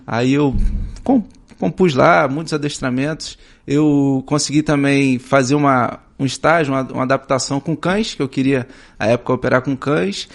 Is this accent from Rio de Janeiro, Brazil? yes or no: yes; São Gonçalo, Rio de Janeiro, Brazil; Eu sou de São Gonçalo